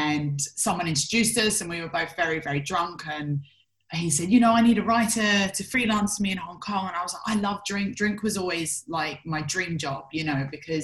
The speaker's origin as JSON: {"language": "English", "region": "London", "country": "United Kingdom", "moved": "as an adult", "said": "I'm originally from London and I left the UK at around 23."}